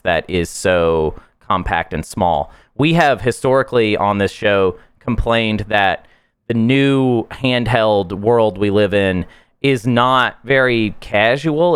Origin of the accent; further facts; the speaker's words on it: United States; I am American after all